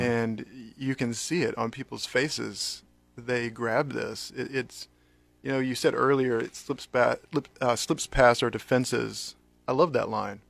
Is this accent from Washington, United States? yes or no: no; North Carolina, United States; now in Lincoln, United States; I grew up in North Carolina